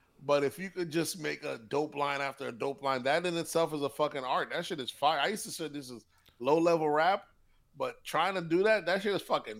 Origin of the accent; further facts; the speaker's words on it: the South, United States; I'm from the South